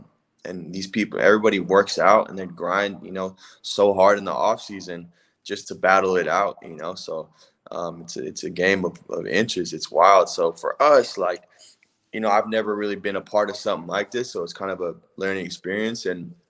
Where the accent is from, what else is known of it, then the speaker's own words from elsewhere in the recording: West Coast, United States; I grew up on the West Coast too.